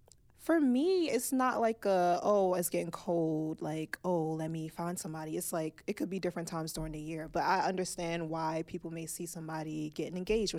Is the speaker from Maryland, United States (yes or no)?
yes; Maryland, United States; Old Bay because I'm from Maryland.